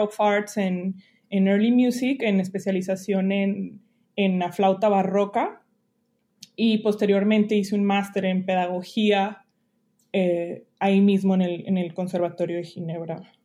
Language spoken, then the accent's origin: Spanish; Monterrey, Nuevo León, Mexico; moved away as an adult; also born or lived in Allende, Nuevo León / Lyon, France / Geneva, Switzerland; now in Walla Walla, United States; soy de Monterrey, eh, pero pues tengo un link muy fuerte con Allende, Montemorelos, eh, que es donde empecé a estudiar música